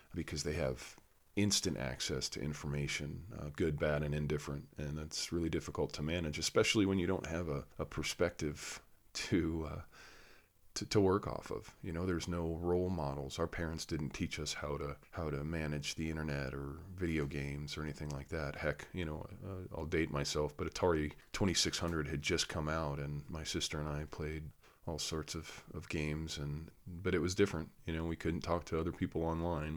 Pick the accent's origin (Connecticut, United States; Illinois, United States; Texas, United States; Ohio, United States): Connecticut, United States; I grew up in Connecticut, in New England, typically liberal